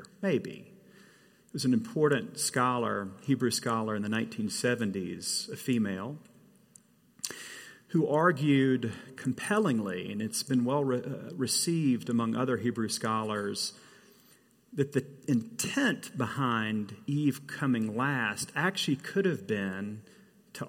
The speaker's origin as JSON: {"language": "English", "region": "the South", "country": "United States", "said": "I come from the South, where red clay is seemingly universal."}